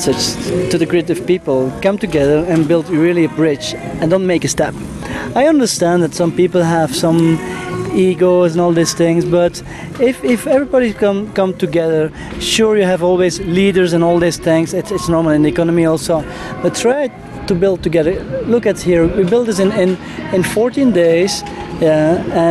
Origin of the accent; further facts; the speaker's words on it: Belgium; We come from Belgium